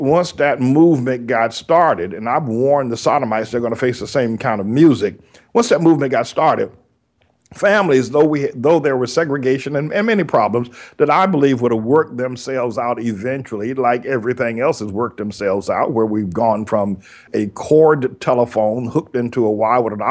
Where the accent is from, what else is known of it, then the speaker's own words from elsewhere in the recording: North Carolina, United States; I grew up in Jim Crow, North Carolina